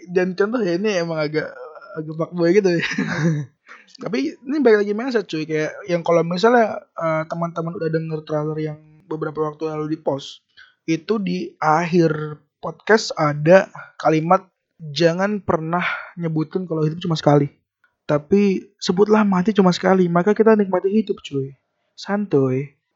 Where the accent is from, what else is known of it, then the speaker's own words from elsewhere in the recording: Depok, West Java, Indonesia; born there; alasan kenapa kita lahir di negara ini dan ada alasan kenapa kita lahir di Depok gitu